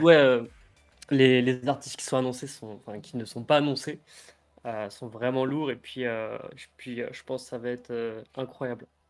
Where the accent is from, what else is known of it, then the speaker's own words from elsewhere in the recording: Paris suburbs, Yvelines, Île-de-France, France; moi, c'est euh, banlieue parisienne dans le 78